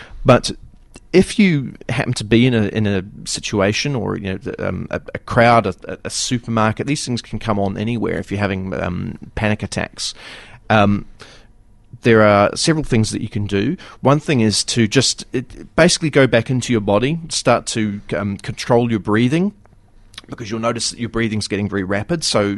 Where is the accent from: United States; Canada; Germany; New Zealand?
New Zealand; It's bipolarbear.co.nz. It's because I come from New Zealand, and just in case you didn't know.